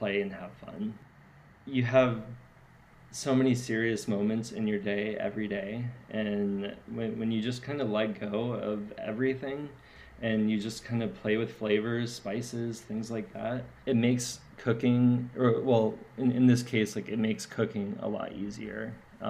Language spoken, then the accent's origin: English; San Diego, California, United States; I'm from San Diego